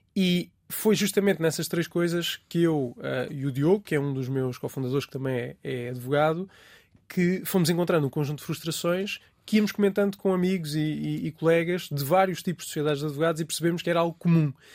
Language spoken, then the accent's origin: Portuguese; Ribatejo, Portugal; moved away as an adult; also born or lived in Alentejo; now in Lisbon, Portugal; sou alentejano de nascimento e tenho uma boa parte da minha família no Alentejo, embora nunca tenha vivido lá. Sinto que tenho essas raízes uh, alentejanas. Vivi, na verdade, grande parte da minha vida no Ribatejo